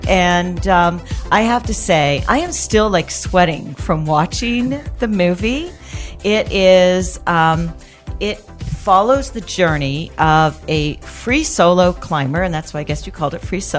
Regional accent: Canada; I'm Canadian.

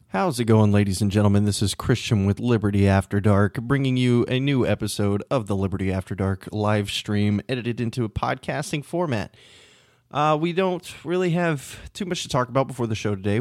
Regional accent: Texas, United States; I'm from Texas

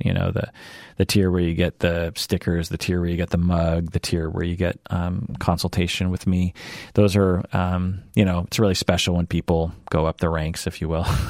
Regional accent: Seattle, Washington, United States; born and raised in Seattle, always lived in Seattle, will always live in Seattle

